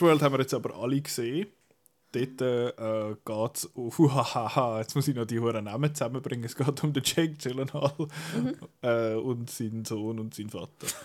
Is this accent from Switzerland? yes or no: yes; Switzerland; bei uns in der Schweiz